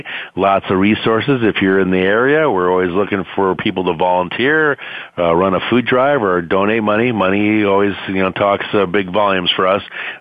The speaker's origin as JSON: {"language": "English", "region": "Wisconsin", "country": "United States", "moved": "yes", "lives_now": "San Diego, United States", "said": "I'm from Wisconsin. I'm a Wisconsin boy"}